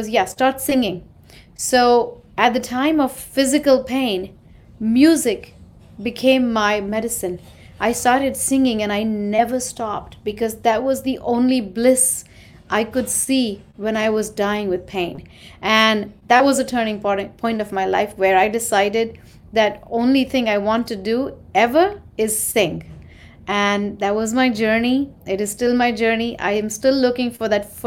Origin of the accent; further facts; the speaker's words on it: Mumbai, Maharashtra, India; moved away as an adult; now in New York, United States; I'm an Indian. I grew up in India and was raised there in Mumbai, a city.